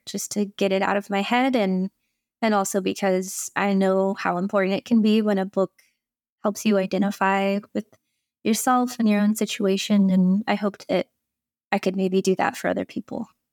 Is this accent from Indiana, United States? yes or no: yes; Indiana, United States; I grew up in Indiana